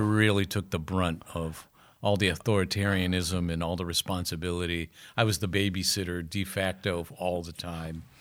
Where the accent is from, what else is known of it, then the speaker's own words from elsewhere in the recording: Akron, Ohio, United States; growing up in Akron.